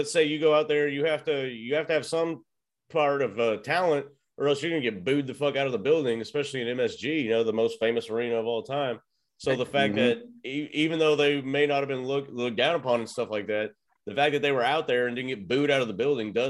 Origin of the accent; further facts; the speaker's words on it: Texas, United States; I'm born and raised in Texas, asshole.